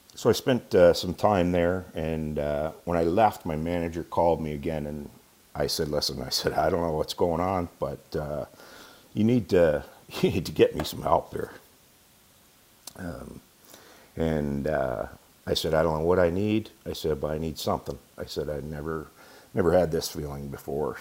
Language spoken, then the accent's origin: English; Ontario, Canada; moved away as an adult; also born or lived in London, Ontario; We moved home uh, to my hometown and um, been here